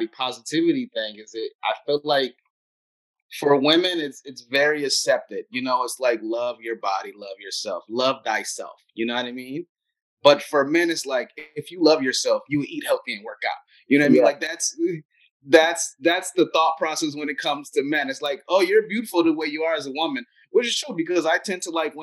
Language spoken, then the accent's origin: English; United States; I'm also American